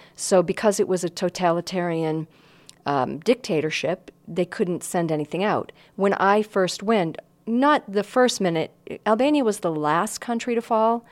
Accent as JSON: {"language": "English", "region": "Northeast", "country": "United States", "tie": "born or raised there", "said": "I grew up in the Northeast"}